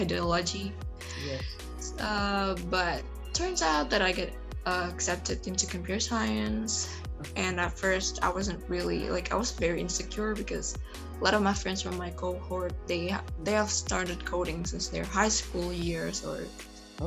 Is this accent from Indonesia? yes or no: yes; Indonesia; first language Indonesian; English is a second language; in Bahasa Indonesia actually in my native language